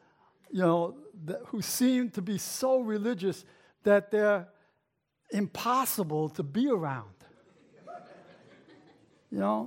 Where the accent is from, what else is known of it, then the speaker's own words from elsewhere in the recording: New York City, New York, United States; also born or lived in Brooklyn; I was raised in the Bronx.